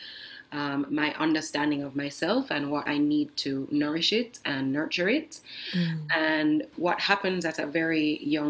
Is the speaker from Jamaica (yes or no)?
yes; Kingston, Jamaica; moved away as an adult; also born or lived in Norway; I grew up in Kingston, Jamaica